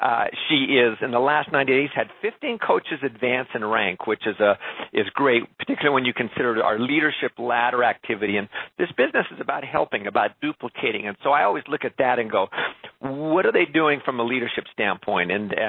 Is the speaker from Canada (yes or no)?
yes; Canada; I'm a Canadian